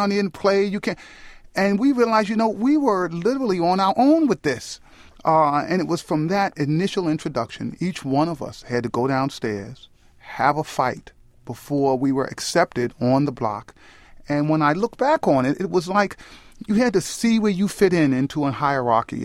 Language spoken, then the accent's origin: English; New York City, New York, United States; Union Avenue, which was the block I grew up on in the South Bronx